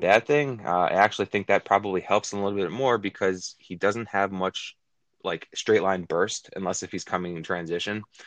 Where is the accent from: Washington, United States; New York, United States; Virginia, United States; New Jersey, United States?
New York, United States; I grew up in New York. I still live in New York.